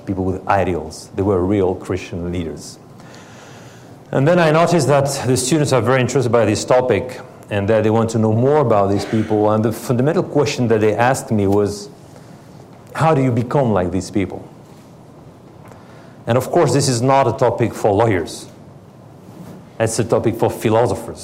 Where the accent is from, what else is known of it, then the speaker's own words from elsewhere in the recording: France; English is a second language; moved away as an adult; also born or lived in Paris, France / Helsinki, Finland; I was born in France from, my grandparents, two of my grandparents are Russian.